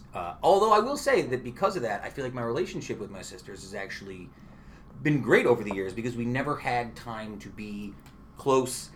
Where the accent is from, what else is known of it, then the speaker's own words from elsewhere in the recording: Utica, New York, United States; moved away as an adult; I went to Proctor High School growing up